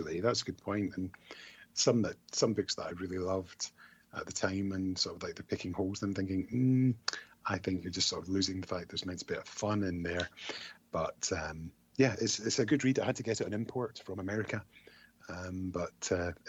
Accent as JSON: {"language": "English", "region": "Scotland", "country": "United Kingdom", "said": "I'm Scottish"}